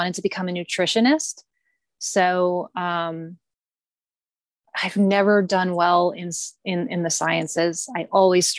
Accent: Massachusetts, United States; moved away as an adult; now in Bakersfield, United States; I lived in Massachusetts until I was 27 years old.

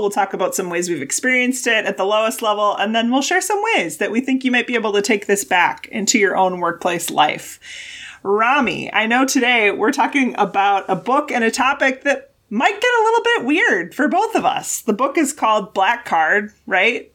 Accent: Wisconsin, United States; I grew up in Wisconsin

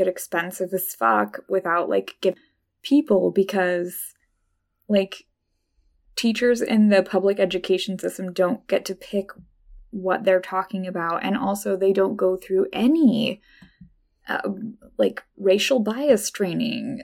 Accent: Idaho, United States; I grew up in Idaho

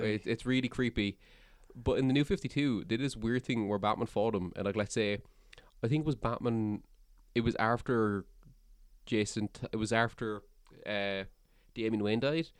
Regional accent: Cork, Munster, Ireland; I'm from Cork

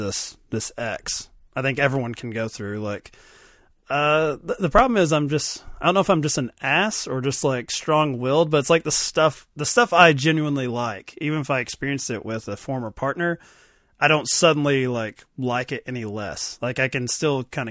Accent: Kentucky, United States; I'm from Kentucky

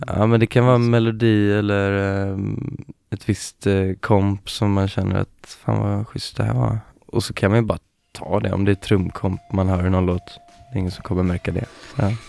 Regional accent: Gothenburg, Västra Götaland, Sweden; jag är från Göteborg

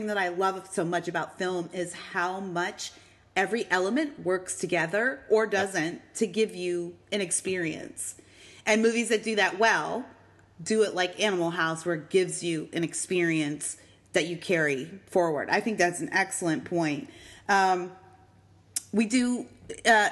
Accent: Eastern Canada, Canada; moved away; We're from Eastern Canada

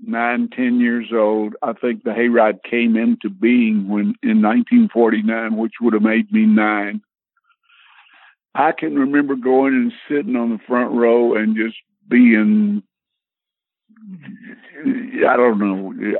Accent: Shreveport, Louisiana, United States; moved away as an adult; also born or lived in Tennessee; I am from Shreveport, Louisiana. Born, raised there, and my music, all the music things started there and migrated to Tennessee in 1961.

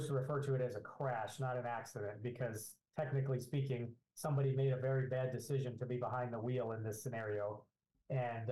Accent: Phoenix, Arizona, United States; I grew up in Phoenix, Arizona, and went to high school

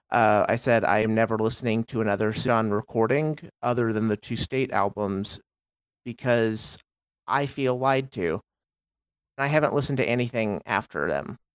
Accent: Texas, United States; I'm from Texas originally, ish, from all over.

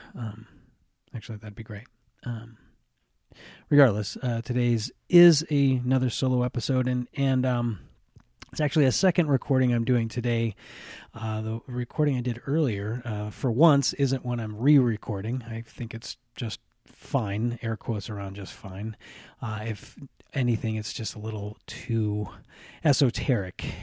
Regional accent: United States; I grew up in America.

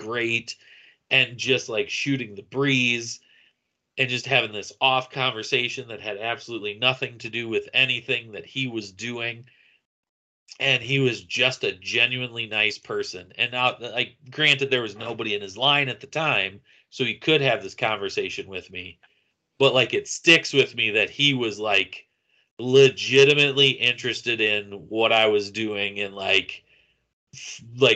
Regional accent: Iowa, United States; I'm from Iowa.

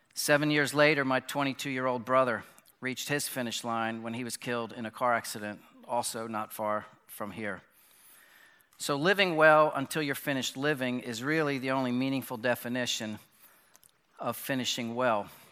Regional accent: Bryn Mawr, Pennsylvania, United States; moved away; I was born in Bryn Mawr Hospital, about thirty miles from here, and grew up, um, in this area.

